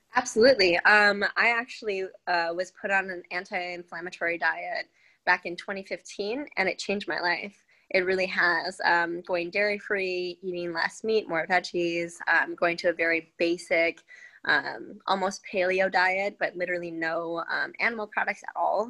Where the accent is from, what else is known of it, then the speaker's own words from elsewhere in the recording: Minnesota, United States; also born or lived in Wisconsin; I was born in Wisconsin. Then um, my dad was transferred to Minnesota, so then I was mainly raised there.